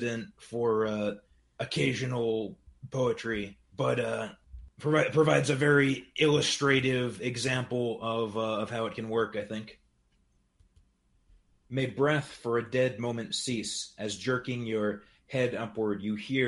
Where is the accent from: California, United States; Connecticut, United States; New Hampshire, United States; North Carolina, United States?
New Hampshire, United States; I'm a poet and translator from New Hampshire